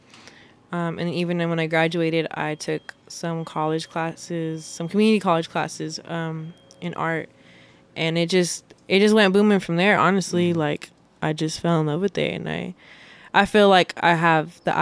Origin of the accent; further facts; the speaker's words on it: Long Beach, California, United States; I'm an artist from Long Beach, California, born and raised